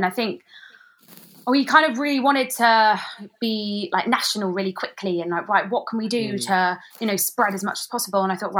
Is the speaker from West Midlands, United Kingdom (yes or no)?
no; Maidenhead, South East England, United Kingdom; So we've been in communication with the local council in my hometown of Maidenhead.